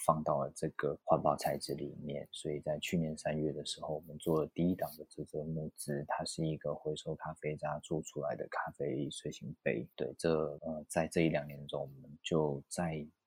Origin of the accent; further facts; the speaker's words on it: Taiwan; 毕竟我出生在台湾，求学、工作，我也从来没有出国念过书